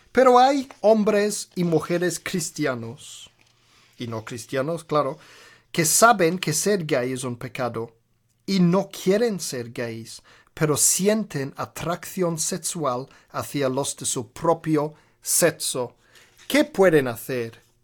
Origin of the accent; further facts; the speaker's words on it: Birmingham, West Midlands, United Kingdom; Spanish is a second language; moved away; en Birmingham, donde nací, en Inglaterra, desde los cinco años de edad hasta los 18 años de edad